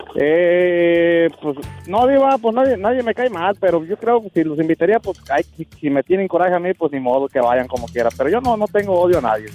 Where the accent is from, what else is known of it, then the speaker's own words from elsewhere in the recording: Mexico; now in United States; Mi pueblo allá, Lubianos.